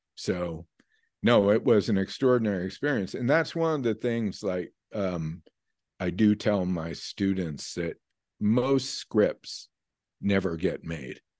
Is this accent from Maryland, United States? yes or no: no; New York, United States; moved away as an adult; also born or lived in California / Vermont; New York, I grew up in New York, and, um, though I lived out in California for, eh, about twenty years